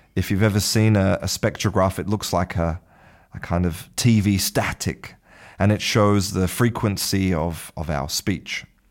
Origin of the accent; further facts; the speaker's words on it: Australia; first language English; moved away as an adult; now in Spain; I was born in Australia and spent the first half of my life in Australia, now I live in Spain.